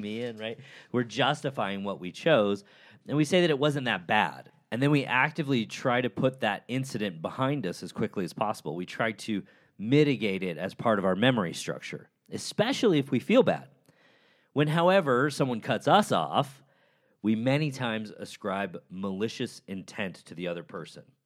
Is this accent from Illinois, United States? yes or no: yes; Chicago, Illinois, United States; the University of Chicago, my hometown